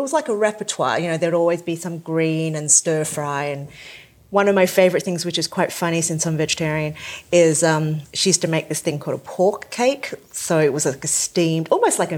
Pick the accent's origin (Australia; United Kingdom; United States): Australia; Sydney, New South Wales; I grew up in a Cantonese household. My parents were immigrants from the south of China. We lived in the suburbs of Sydney